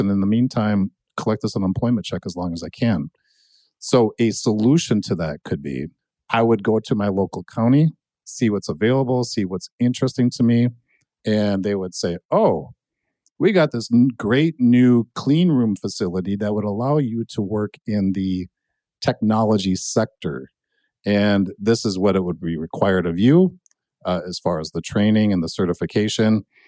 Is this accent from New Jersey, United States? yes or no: no; Annandale, Minnesota, United States; also born or lived in Buffalo, Minnesota; I grew up in Annandale